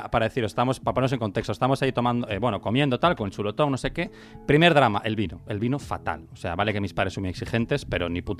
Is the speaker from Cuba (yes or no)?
yes; Cuba; now in New York, United States; Y tío, bueno, sí, yo soy cubano, pero soy un cubano diferente y me mudé a Nueva York